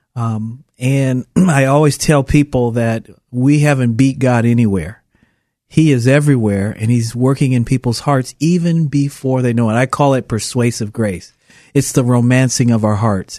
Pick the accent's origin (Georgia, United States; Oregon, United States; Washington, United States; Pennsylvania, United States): Oregon, United States; Portland; moved away as an adult; also born or lived in Puerto Rico; a city kid that born and raised in Portland